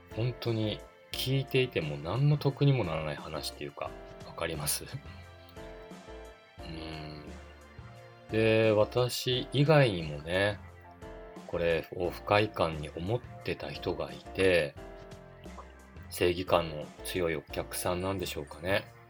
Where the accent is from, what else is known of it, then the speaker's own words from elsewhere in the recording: Otaru, Hokkaido, Japan; 私の地元、小樽